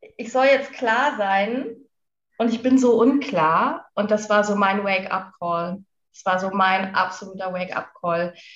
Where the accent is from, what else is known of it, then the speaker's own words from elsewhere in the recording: Lüneburg Heath, Lower Saxony, Germany; moved away as an adult; wohne in der schönen Lüneburger Heide, nachdem ich ein ziemlich aufregendes Leben geführt habe. Eigentlich immer unterwegs war, habe ich irgendwann gedacht, okay, jetzt muss ich was verändern. Bin in die Heide gezogen, meine alte Heimat